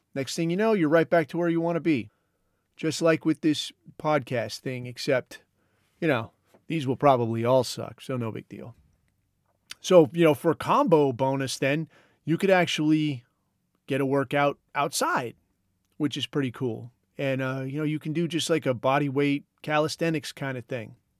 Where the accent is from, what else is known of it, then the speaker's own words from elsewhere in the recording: Southern California, United States; I grew up in Southern California